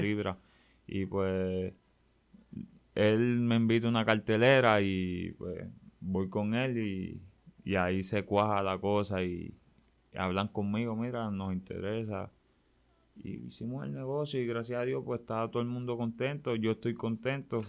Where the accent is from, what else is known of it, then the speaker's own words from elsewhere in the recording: San Juan, Puerto Rico; yo vengo de un sitio, yo soy de Barrio Obrero